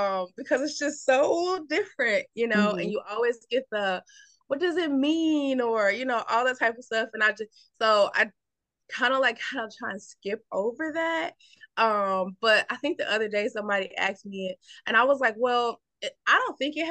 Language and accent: English; Atlanta, Georgia, United States; I am from Atlanta, Georgia